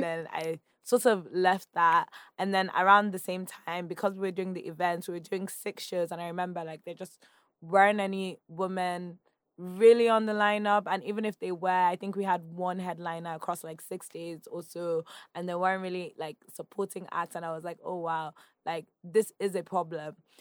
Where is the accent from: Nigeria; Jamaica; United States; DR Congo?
Nigeria; accent: Nigerian; moved away as an adult; I was speaking my Nigerian accent